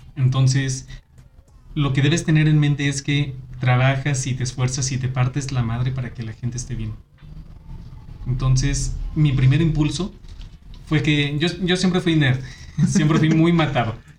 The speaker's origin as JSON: {"language": "Spanish", "region": "Aguascalientes", "country": "Mexico", "moved": "as an adult", "said": "Yo estuve viviendo fuera de, de aquí, de Aguascalientes, mucho tiempo cuando llegó la hora de hacer mi servicio, yo dije, yo quiero regresarme a mi tierra"}